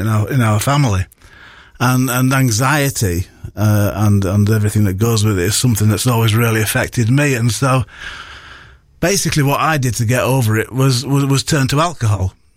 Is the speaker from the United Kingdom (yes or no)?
yes; Bradford, Yorkshire and the Humber, United Kingdom; moved away; growing up in Bradford at the age of three